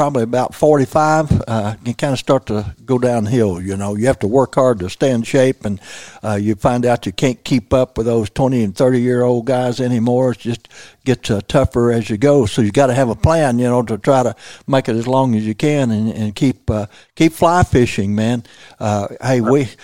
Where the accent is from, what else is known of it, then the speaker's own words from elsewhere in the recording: Missouri Bootheel, United States; I was raised in the Missouri Boot Hill